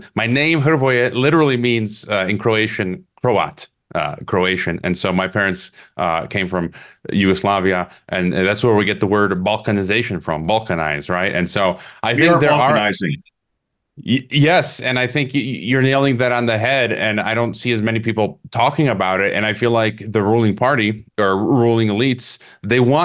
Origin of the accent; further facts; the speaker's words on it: Illinois, United States; now in Mexico; I was born in Illinois, U.S. citizen